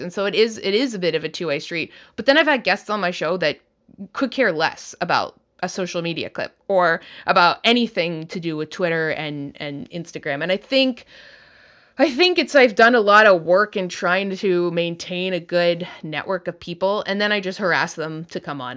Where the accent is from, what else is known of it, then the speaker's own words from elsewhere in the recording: Canada; now in United States; I'm a Canadian